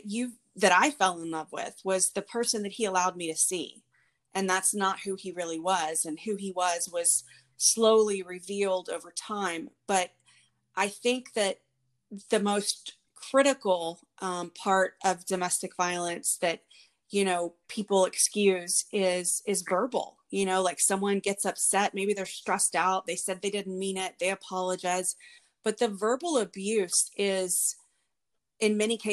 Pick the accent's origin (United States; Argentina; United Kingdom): United States; Houston, Texas; I was raised here in Houston with my two sisters